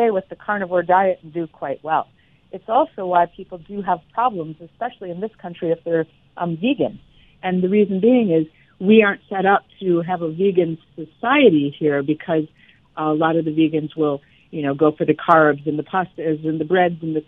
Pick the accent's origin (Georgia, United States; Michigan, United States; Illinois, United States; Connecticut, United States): Illinois, United States; Chicago; now in Florida, United States; I'm originally from the Midwest Chicago area